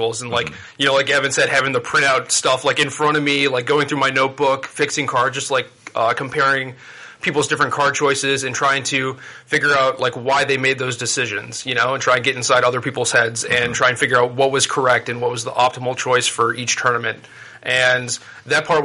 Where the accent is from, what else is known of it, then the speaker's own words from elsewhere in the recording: Minneapolis, Minnesota, United States; moved away; also born or lived in Roanoke, Virginia; I was born in Minneapolis, and for the 2 years before this, I was living in Roanoke, Virginia